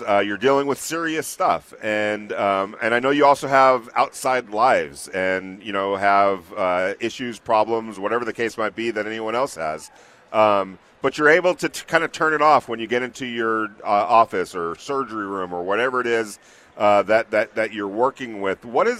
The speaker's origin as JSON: {"language": "English", "region": "California", "country": "United States", "said": "Neither do I, and I'm with you on that. I came from California."}